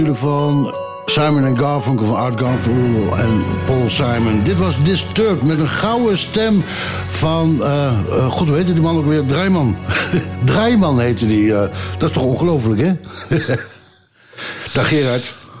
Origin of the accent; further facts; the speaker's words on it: Ommen, Overijssel, Netherlands; moved away; ik kom uit Ommen namelijk, van origine